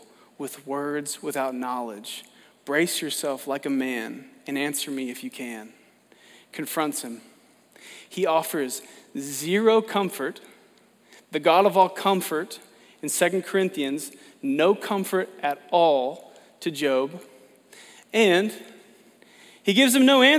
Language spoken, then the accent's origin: English; Oklahoma, United States; I'm from Oklahoma